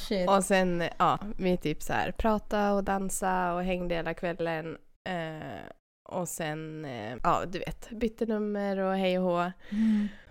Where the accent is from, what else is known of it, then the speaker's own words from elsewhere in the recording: Sweden; jag är från Sverige